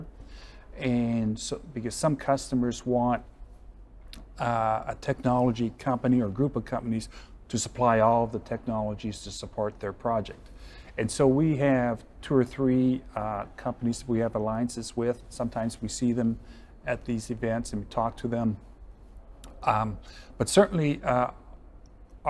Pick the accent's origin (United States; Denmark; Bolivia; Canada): Canada; Western Canada, Prairie Provinces; I grew up in Western Canada in the Prairie Provinces